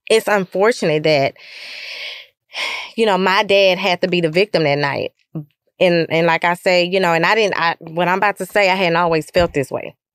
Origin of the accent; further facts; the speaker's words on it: Lufkin, Texas, United States; You know, I grew up in Lufkin um, but I never really experienced any any racial division